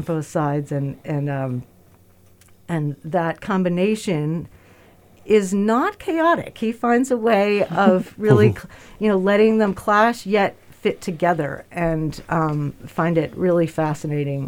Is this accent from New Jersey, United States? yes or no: no; New York, United States; moved away; we're born and raised in America and New York together